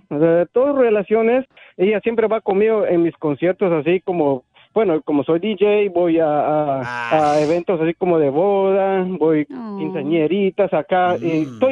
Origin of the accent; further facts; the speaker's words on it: Guatemala; ella es de Bolivia, y yo soy guatemalteco, entonces nosotros estábamos bien cruzados.